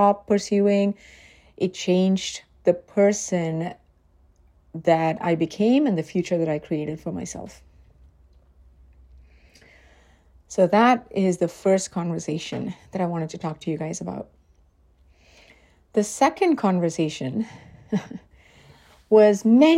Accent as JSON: {"language": "English", "country": "India", "tie": "born or raised there", "moved": "as an adult", "lives_now": "United States", "said": "being an immigrant sometimes feels like being stuck in a no man's land. Like when I'm in India, I miss my life here."}